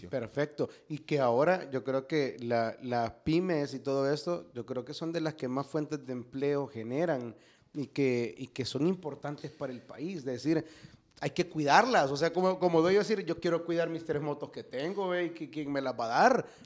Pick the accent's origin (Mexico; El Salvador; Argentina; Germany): El Salvador